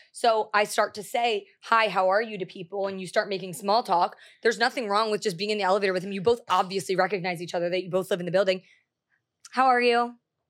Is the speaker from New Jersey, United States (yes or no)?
yes; New Jersey, United States; I'm from Jersey. We don't pump our own gas.